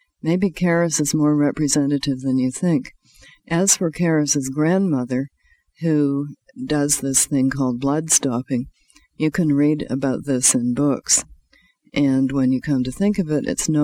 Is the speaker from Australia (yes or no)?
no; Canada; being a Canadian